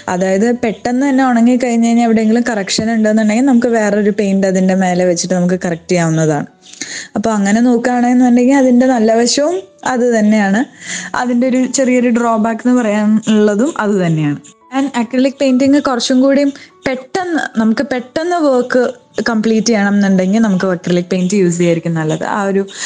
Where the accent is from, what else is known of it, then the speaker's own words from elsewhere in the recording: Tripunithura, Kerala, India; also born or lived in Chennai / Bangalore; ഞാൻ എൻ്റെ വീടിനടുത്ത് എറണാകുളത്ത് തൃപ്പൂണിത്രയിലായിരുന്നു താമസിച്ചുകൊണ്ടിരുന്നത്